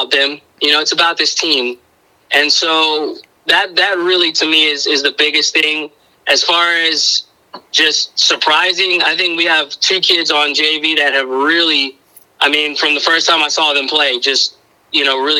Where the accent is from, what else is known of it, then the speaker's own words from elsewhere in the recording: Miami, Florida, United States; moved away as an adult; now in Suwanee, United States; I'm originally from Miami. I was born and raised there